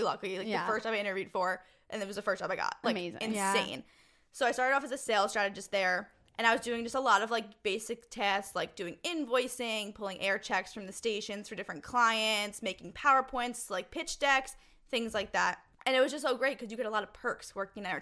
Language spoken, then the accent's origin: English; New York City, New York, United States; So, obviously, I'm from Queens. I'm from Bayside.